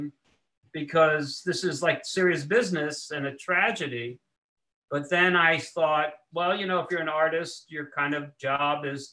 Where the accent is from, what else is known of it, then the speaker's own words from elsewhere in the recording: New York City, New York, United States; I was born in New York, but I've been living here in Manhattan since the 90s.